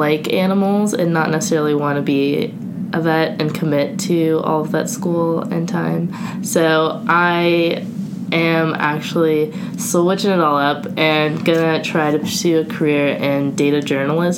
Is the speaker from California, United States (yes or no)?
yes; California, United States; moved away as an adult; also born or lived in North Carolina; I was from California